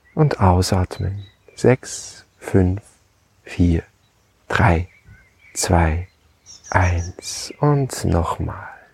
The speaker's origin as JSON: {"language": "German", "region": "Lower Austria", "country": "Austria", "tie": "born or raised there", "said": "Haus meiner Mutter, meinem Elternhaus, wo ich aufgewachsen bin"}